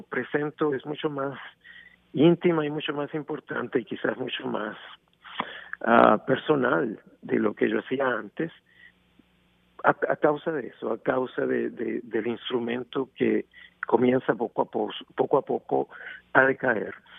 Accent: Venezuela; moved away; Venezuela, mi país natal

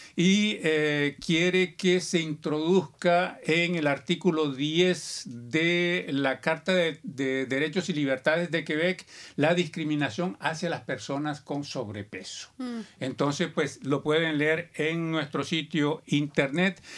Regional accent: Barranquilla, Atlántico, Colombia; now in Canada; Yo soy de Barranquilla, Colombia.

